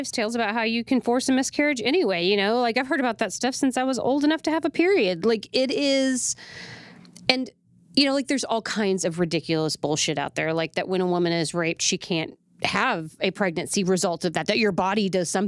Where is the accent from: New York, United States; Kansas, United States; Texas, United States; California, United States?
Texas, United States; definitely as a taxpaying American and as a Texan is unbelievable acceptable